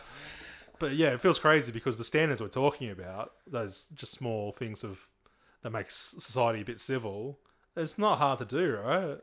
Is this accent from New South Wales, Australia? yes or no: yes; Nowra, New South Wales, Australia; I grew up in East Nowra